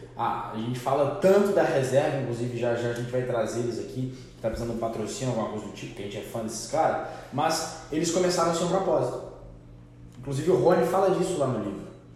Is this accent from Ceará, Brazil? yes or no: no; Minas Gerais, Brazil; a gente é mineiro